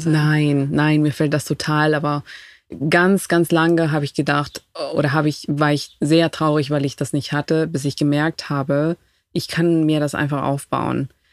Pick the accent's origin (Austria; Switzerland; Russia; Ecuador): Ecuador; Quito, Pichincha; German is a second language; moved away as an adult; now in Berlin, Germany; Ich komme aus der Hauptstadt Quito